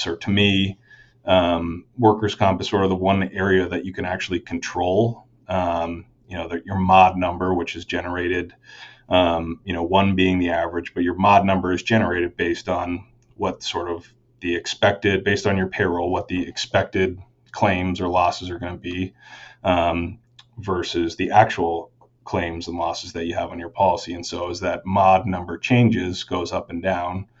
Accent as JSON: {"language": "English", "area": "Chittenden County", "region": "Vermont", "country": "United States", "tie": "born or raised there", "said": "I grew up in Vermont, grew up in Chittenden County"}